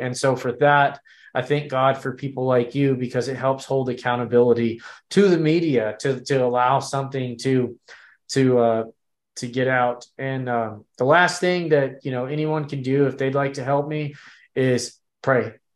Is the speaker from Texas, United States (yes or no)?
yes; Texas, United States; we were born and bred in Texas